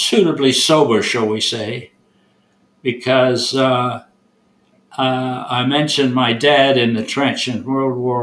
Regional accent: Toronto, Ontario, Canada; now in Burlington, Canada; I was born in Toronto, and I grew there

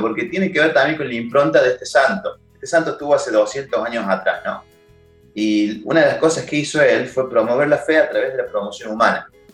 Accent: town near Córdoba, Argentina; moved away as an adult; now in Buenos Aires, Argentina; mi pueblo a hablar con ellos. Yo ya vivía en Córdoba capital, que está a 12 kilómetros

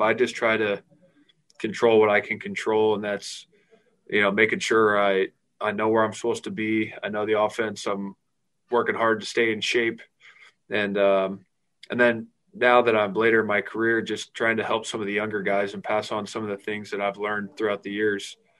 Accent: Fort Wayne, Indiana, United States; moved away as an adult; also born or lived in Notre Dame, Indiana; now in Jacksonville, United States; growing up in Fort Wayne and going to Notre Dame

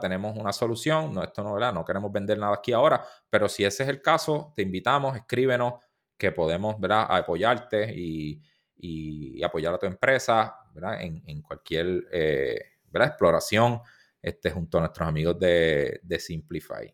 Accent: Puerto Rico; first language Spanish; somos de Puerto Rico

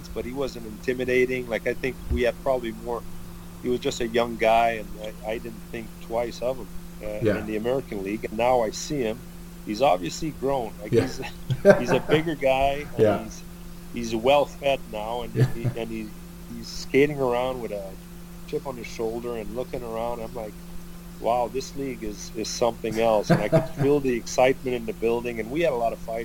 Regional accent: Granby, Quebec, Canada; that's my hometown. That's the town where I live

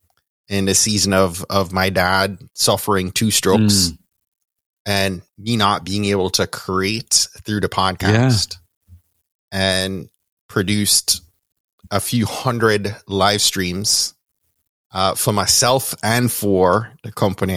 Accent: Kingston, Jamaica; accent: Jamaican; moved away; Born and raised in Kingston, Jamaica

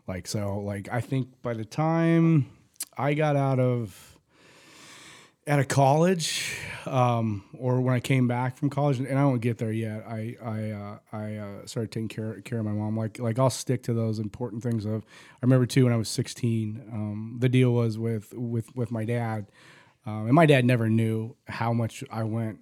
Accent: Phoenix, Arizona, United States; also born or lived in Tempe, Arizona; I was born in Saint Joe's. We lived in South Phoenix

